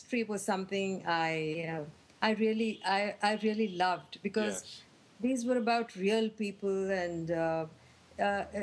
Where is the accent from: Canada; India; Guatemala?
India; back then, in India, growing up in India for a girl was not so easy